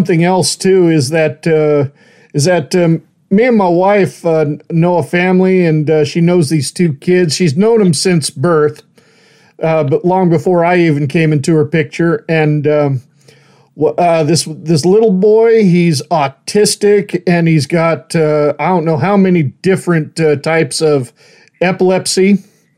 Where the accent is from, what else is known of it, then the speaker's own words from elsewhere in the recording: Idaho, United States; also born or lived in the South; I'm originally from Idaho